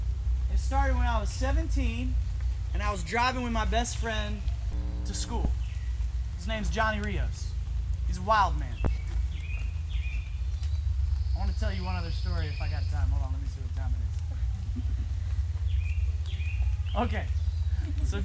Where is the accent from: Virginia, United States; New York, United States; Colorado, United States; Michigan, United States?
Virginia, United States; Fredericksburg; I grew up in Fredericksburg, Virginia